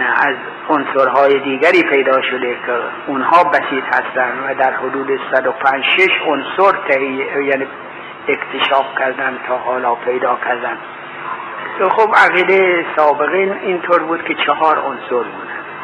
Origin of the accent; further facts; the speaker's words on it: Iran; گفتم ایرانی هستم